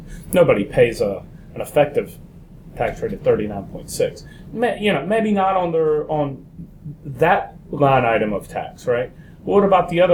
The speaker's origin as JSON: {"language": "English", "country": "United States", "said": "I'm American"}